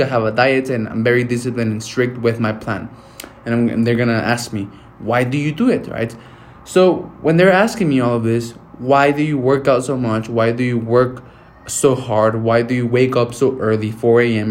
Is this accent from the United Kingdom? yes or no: no; Mexico; moved away; I'm going to go back to my hometown to Mexico